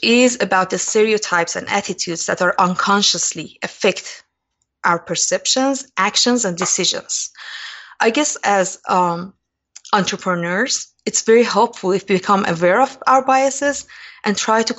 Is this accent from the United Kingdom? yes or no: no; Iran; So I grew up in Iran during eight years of brutal war between Iran and Iraq, and I had first-hand experience about war.